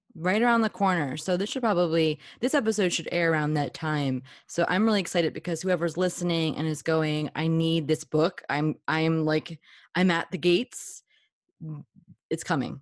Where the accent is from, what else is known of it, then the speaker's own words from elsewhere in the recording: New Jersey, United States; I'm from New Jersey, and we're, like, raised to be